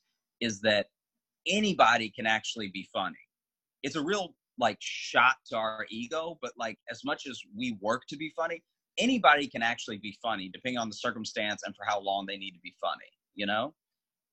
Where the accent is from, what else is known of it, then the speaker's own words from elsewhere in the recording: Louisiana, United States; also born or lived in Chicago; now in New York, United States; I was born and raised in Louisiana